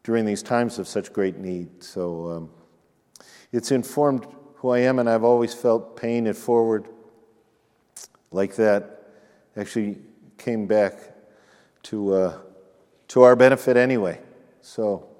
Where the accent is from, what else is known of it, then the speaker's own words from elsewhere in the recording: United States; We're from America.